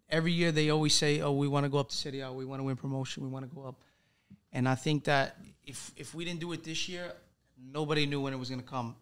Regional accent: New York City, New York, United States; moved away as an adult; now in Salerno, Italy; born and raised in Brooklyn my whole life. Spent 21 years there before making the jump to go play in Italy

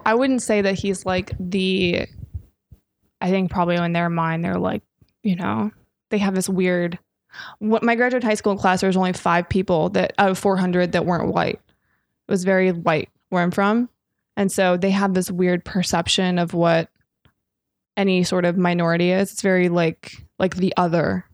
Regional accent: Minnesota, United States; I'm from Minnesota.

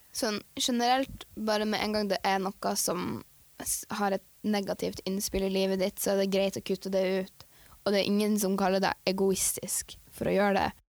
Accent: Tromsø, Troms, Norway; also born or lived in Andenes; Jeg er eh, født og oppvokst i Tromsø.

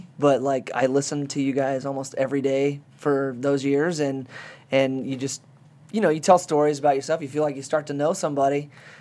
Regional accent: Terre Haute, Indiana, United States; Terre Haute, my hometown

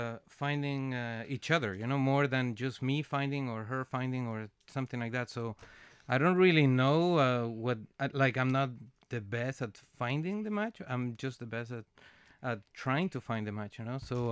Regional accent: Venezuela; English is a second language; now in Canada; So I am originally from Venezuela, and I'm being in Canada for 18 winters.

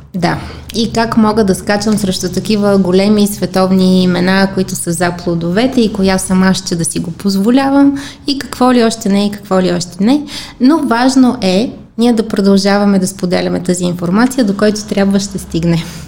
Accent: Bulgaria; аз като всички българи

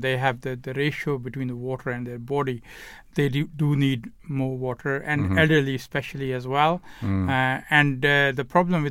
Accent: Pakistan; moved away; I come from Pakistan

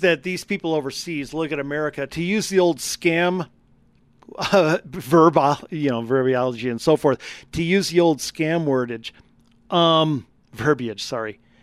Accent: Wisconsin, United States; now in Colorado, United States; growing up in Wisconsin

